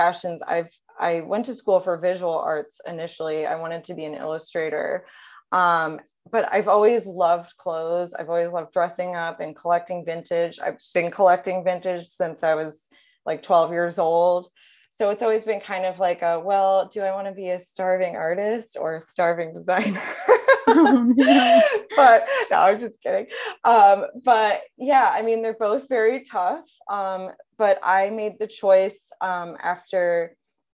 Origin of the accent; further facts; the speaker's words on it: New York City, New York, United States; moved away as an adult; also born or lived in Los Angeles, United States; now in St. Louis, United States; I am originally born and raised in the New York City area, but I have been in St. Louis for about 5 years now, so I consider it my home